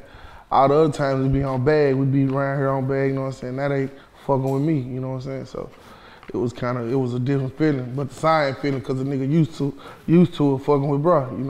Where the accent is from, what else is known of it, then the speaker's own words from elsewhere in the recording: Memphis, Tennessee, United States; I'm from Memphis